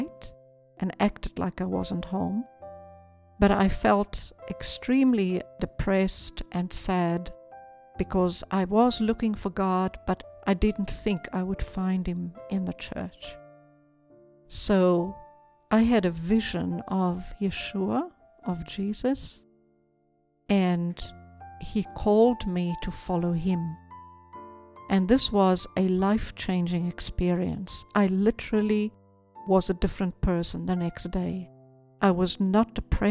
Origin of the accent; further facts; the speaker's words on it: South Africa; moved away as an adult; now in Israel; Growing up in South Africa